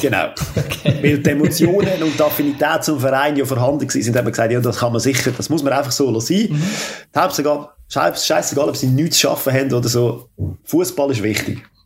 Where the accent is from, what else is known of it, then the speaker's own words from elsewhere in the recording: Switzerland; Ich bin Schweizer